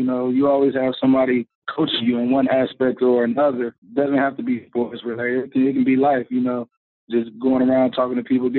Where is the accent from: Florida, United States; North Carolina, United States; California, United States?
North Carolina, United States; Charlotte; It was great, man. You get a little bit of everything there. You get the country life, but you also get all the seasons there.